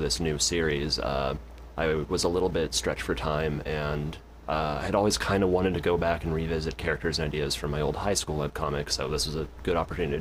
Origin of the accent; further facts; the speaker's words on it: Ashland, Oregon, United States; also born or lived in Portland, Oregon; I grew up here in Ashland, Oregon